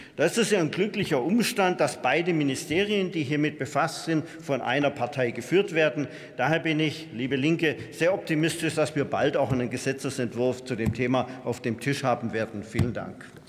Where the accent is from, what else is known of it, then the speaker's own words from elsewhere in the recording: Vorderpfalz, Rhineland-Palatinate, Germany; In meiner Heimatregion, die auch als Gemüsegarten Vorderpfalz bezeichnet wird